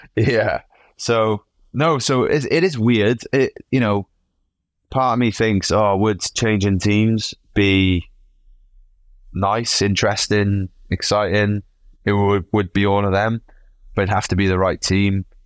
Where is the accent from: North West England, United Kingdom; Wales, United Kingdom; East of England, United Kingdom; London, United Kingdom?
Wales, United Kingdom; I come from Wales, mate. Like, we like a drink